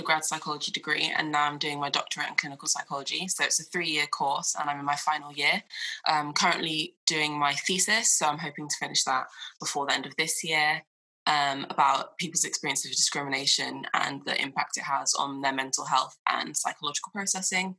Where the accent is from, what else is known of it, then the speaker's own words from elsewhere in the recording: Croydon, London, United Kingdom; also born or lived in Wallington, Surrey; I'm originally from Croydon, South London